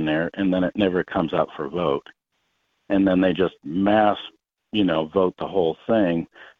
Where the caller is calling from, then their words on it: South Dakota, United States; I'm calling from South Dakota